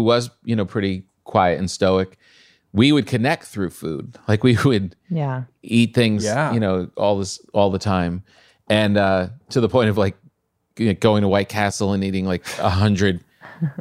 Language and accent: English; New Jersey, United States; New Jersey.